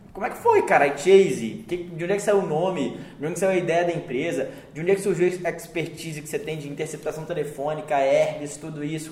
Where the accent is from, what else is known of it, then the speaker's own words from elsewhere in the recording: Montes Claros, Minas Gerais, Brazil; moved away; also born or lived in Curitiba, Paraná; na minha cidade natal, Montes Claros.